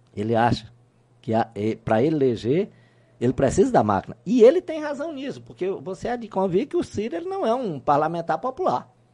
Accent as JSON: {"language": "Portuguese", "region": "interior of Piauí", "country": "Brazil", "moved": "yes", "lives_now": "Teresina, Brazil", "said": "eu sou de origem interiorana. Eu não nasci em Teresina."}